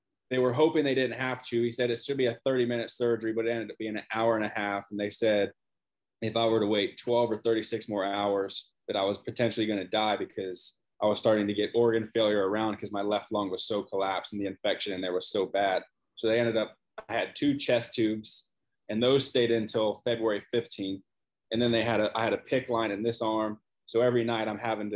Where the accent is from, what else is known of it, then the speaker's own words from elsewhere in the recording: Cincinnati, Ohio, United States; moved away as an adult; now in Florida, United States; grew up in Cincinnati, Ohio, lived there forever, my whole life until I moved down here to Florida